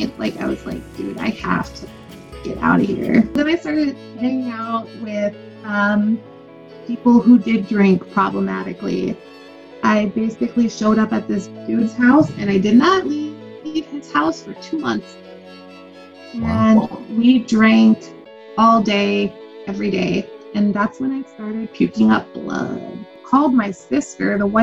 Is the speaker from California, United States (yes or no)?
yes; Lancaster, California, United States; I was brought up in Lancaster, California, which is like the last city going north in Los Angeles County